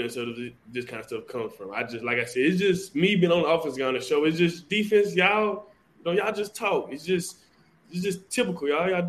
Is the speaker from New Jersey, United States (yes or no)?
no; Louisiana, United States; I'm from Greensboro, Louisiana, Dennisville, Louisiana.